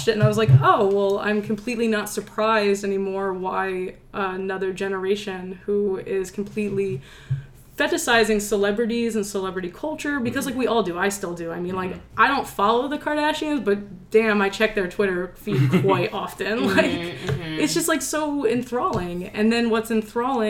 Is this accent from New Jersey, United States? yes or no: yes; Atlantic City, New Jersey, United States; moved away as an adult; now in San Francisco, United States; I'm originally from Atlantic City